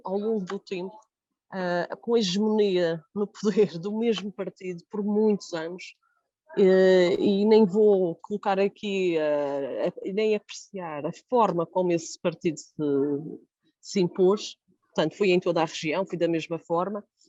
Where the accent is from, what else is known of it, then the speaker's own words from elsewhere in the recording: Jardim do Mar, Madeira, Portugal; o Jardim do Mar, que é de onde eu sou